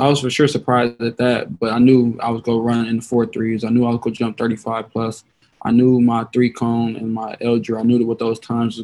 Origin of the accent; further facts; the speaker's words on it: Toledo, Ohio, United States; my hometown in Toledo.